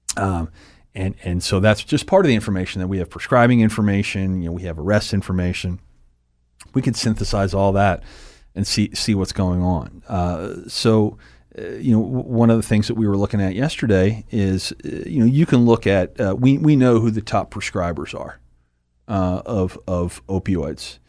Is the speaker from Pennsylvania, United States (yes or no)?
yes; Harrisburg, Pennsylvania, United States; also born or lived in West Chester, Pennsylvania / Pottsville, Pennsylvania; I've lived here my, my, my, my, well, since I was three. I was born in Westchester outside of Philadelphia, but, uh, came to Pottsville after that and then been in the, in the Harrisburg area since then